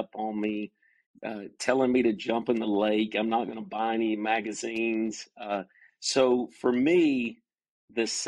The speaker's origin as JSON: {"language": "English", "town": "Cumming", "region": "Georgia", "country": "United States", "tie": "born or raised there", "also_born_or_lived": "Dahlonega, Georgia", "said": "I grew up in North Georgia, in the mountains of North Georgia, in a little community called Cumming, Georgia."}